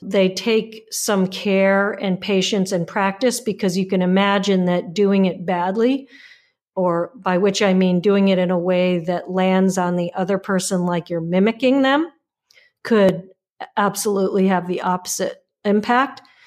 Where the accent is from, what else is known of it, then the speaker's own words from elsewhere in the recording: United States; as an American